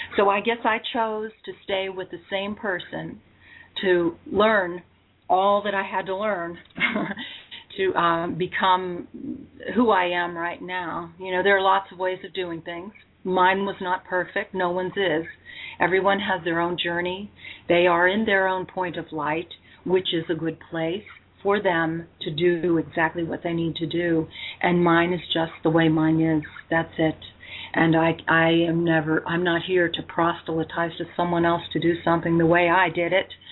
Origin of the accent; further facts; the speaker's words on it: United States; also born or lived in Pennsylvania / North Carolina; now in St. George, United States; I'm originally from the East